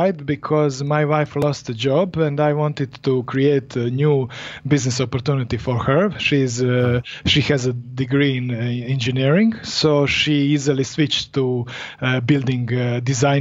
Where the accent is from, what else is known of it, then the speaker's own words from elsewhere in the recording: Split, Split-Dalmatia County, Croatia; I'm from Europe, Croatia, exactly, split